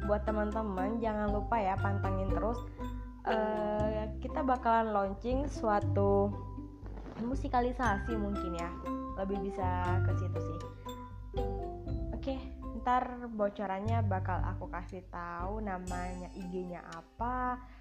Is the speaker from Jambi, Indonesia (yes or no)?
yes; Batang Hari, Jambi, Indonesia; nggak nggak begitu familiar ya di batang hari daerah Jambi mungkin kalian pernah